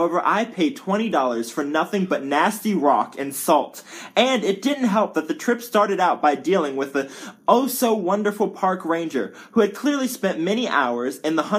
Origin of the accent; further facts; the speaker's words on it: California, United States; Being a Californian and paying up the wazoo for taxes